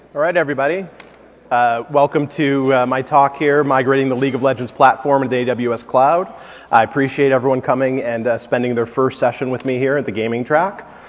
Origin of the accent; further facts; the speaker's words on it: Detroit, Michigan, United States; moved away; I'm originally from Detroit